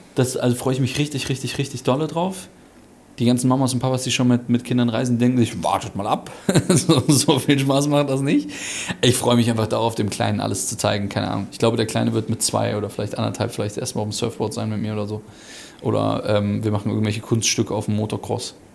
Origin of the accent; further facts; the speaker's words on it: Germany; moved away; Also ich bin schon Deutscher, aber Halb. ich, ich, bin halber Deutscher quasi